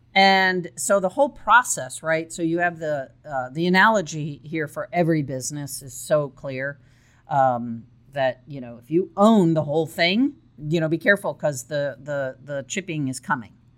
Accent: Chicago, Illinois, United States; moved away as an adult; also born or lived in Texas; I grew up in uh, the suburbs of Chicago. And er, in my early 20s, um, I left

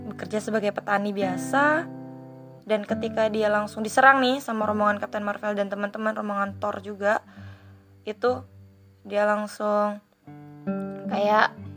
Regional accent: Bengkulu, Indonesia; aku sendiri dari Bengkulu

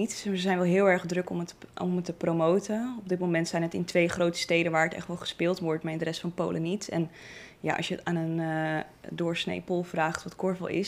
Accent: Netherlands; ik, blijf wel die Nederlander

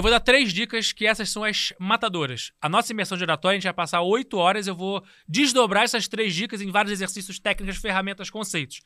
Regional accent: Rio de Janeiro, Brazil; Também sou tijucano. Nasci na Tijuca.

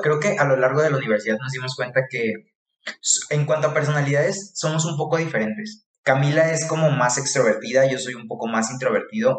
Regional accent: Tepic, Nayarit, Mexico; born or raised there; moved away; also born or lived in Guadalajara

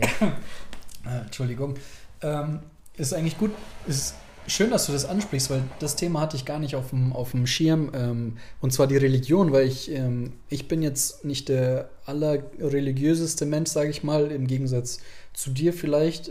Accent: Germany; wir sind hier geboren, wir haben von klein auf die Sprache gelernt

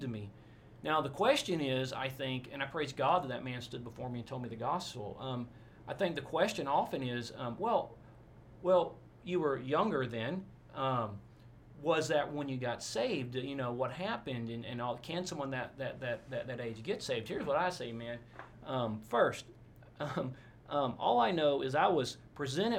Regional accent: Forney, Texas, United States; also born or lived in Orange, Texas / Abilene, Texas / Albuquerque, New Mexico; I grew up in a town called Forney, Texas, east of Dallas, F-O-R-N-E-Y

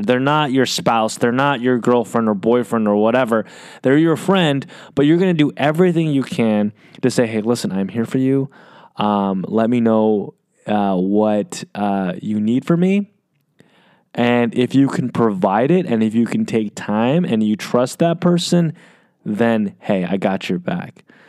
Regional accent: United States; I'm Asian American

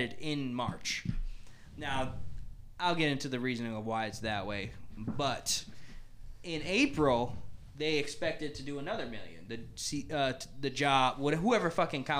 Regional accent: United States

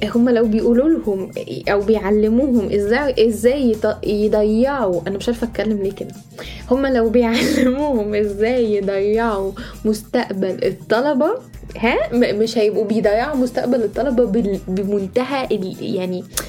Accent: Egypt; moved away as an adult; now in United States; إحنا كمصريين

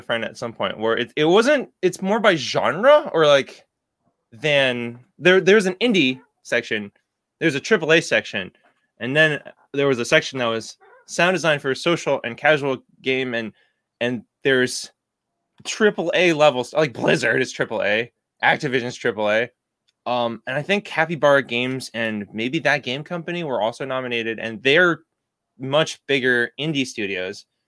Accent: Boston, Massachusetts, United States; I'm from Boston

